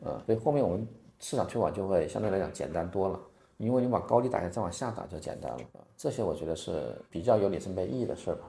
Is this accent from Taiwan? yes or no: no; China; also born or lived in Beijing; now in Hainan, China; 我们中国人